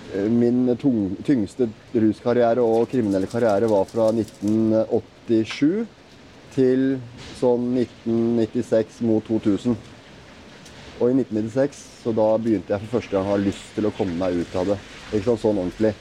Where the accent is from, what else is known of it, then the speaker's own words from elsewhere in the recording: Oslo, Norway; født og oppvokst i Oslo